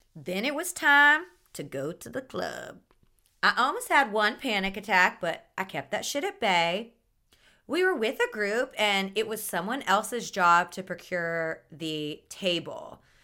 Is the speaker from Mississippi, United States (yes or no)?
yes; Mississippi, United States; moved away as an adult; also born or lived in New Orleans, Louisiana; now in Miami, United States; I grew up in Mississippi and lived in New Orleans for the past ten years